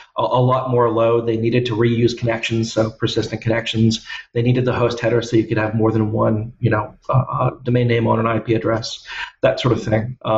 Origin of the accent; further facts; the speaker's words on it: United States; moved away as an adult; now in Australia; I'm originally American